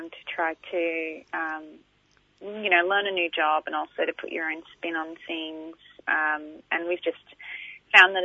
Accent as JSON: {"language": "English", "area": "Darug country", "region": "New South Wales", "country": "Australia", "tie": "born or raised there", "also_born_or_lived": "Kulin Nation (Victoria)", "moved": "as an adult", "lives_now": "Victoria, Australia", "said": "I've always grown up in Darug community and, that's where my family's been for quite a while since my great-grandfather came down from Bundjalung"}